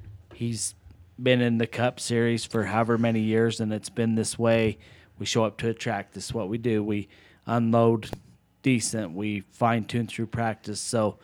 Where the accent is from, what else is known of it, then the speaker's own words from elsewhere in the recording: Las Vegas, Nevada, United States; And, I mean, being from Vegas, growing up in the Southwest